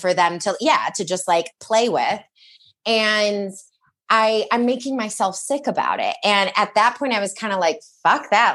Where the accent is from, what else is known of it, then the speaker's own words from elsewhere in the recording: Michigan, United States; I grew up in Michigan